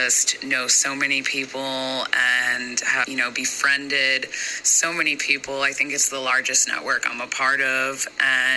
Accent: New Jersey, United States; I'm from New Jersey and the East Coast, and I had never really traveled much outside of that little bubble

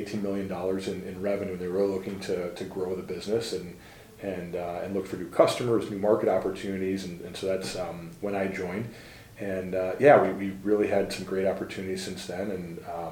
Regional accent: New Hope, Minnesota, United States; I grew up right in the Twin Cities in New Hope, Minnesota, Minnesota kid, born and raised

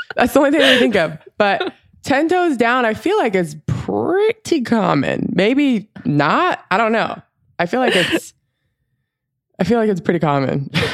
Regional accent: Florida, United States; growing up in Florida, paddleboarding is, like, a pretty normal thing that people

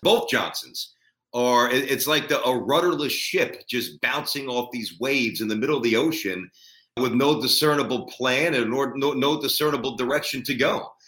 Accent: New York City, New York, United States; going to the arenas and venues that I went to as a little kid growing up in Brooklyn

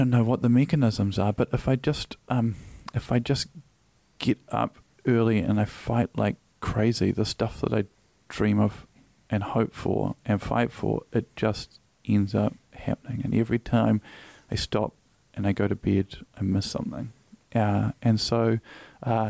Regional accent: Auckland, New Zealand; I grew up in Freeman's Bay in the 80s.

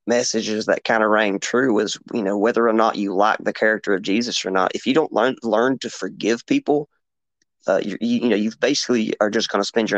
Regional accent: Appalachian region of Tennessee, United States; here in Appalachia

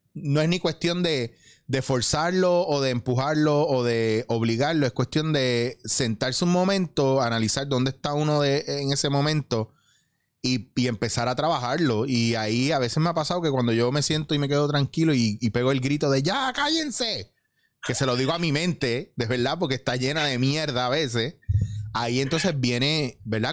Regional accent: Puerto Rico; esto es lo que yo peleo mucho en mi país

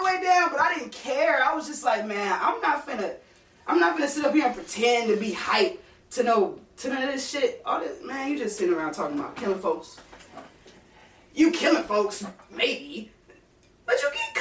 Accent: Minnesota, United States; I'm from Minnesota

